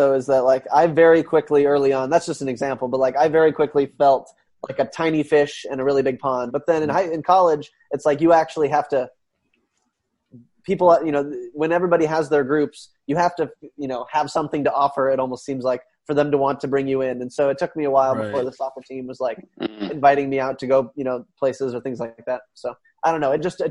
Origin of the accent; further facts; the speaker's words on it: China; So like, since I grew up in China, that was not very normal.